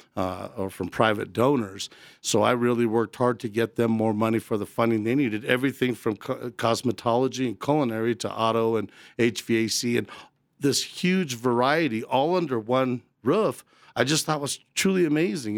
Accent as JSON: {"language": "English", "town": "Arvada", "region": "Colorado", "country": "United States", "tie": "born or raised there", "also_born_or_lived": "Rocky Ford, Colorado", "said": "I'm born and raised, uh, right here in Colorado. My family's originally from Rocky Ford, the Melons. And, uh, I grew up in Arvada"}